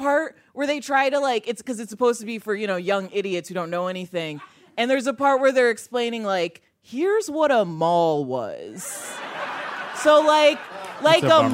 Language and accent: English; Chicago, Illinois, United States; born or raised there; moved away